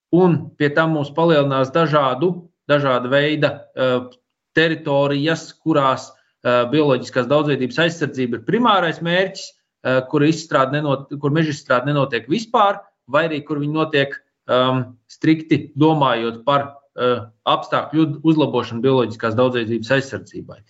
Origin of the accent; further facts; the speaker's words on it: Slītere Nature Reserve, Kurzeme, Latvia; es esmu uzaudzis Eh, Slīters rezervātā. Tajā laikā viņš saucās Slīters Nacionālais parks.